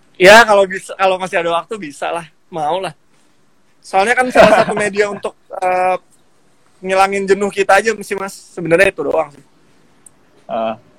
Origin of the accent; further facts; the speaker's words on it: Depok, West Java, Indonesia; dari kota saya ya, Depok